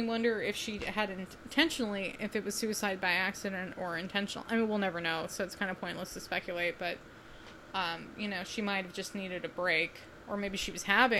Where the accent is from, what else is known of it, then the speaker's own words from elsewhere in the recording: West Coast, near Seattle, Washington, United States; Of course, both you and I grew up on the West Coast, so we haven't had a ton of experience with Hojo, but I believe there was one in Seattle, which is near where I went to high school